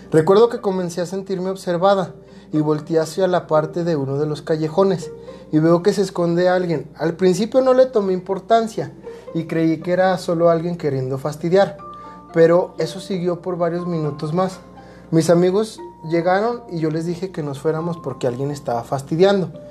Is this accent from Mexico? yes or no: yes; Guadalajara, Jalisco, Mexico; Yo soy de Guadalajara y en una ocasión vine de vacaciones para Semana Santa.